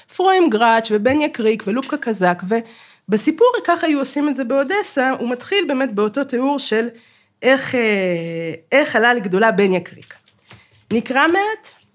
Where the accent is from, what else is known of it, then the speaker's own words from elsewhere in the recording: Kharkiv, Kharkiv Oblast, Ukraine; now in Israel; אני מחרקוב